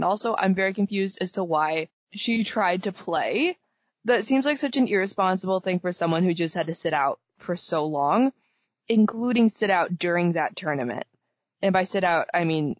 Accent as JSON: {"language": "English", "country": "United States", "said": "I'm saying this as an American"}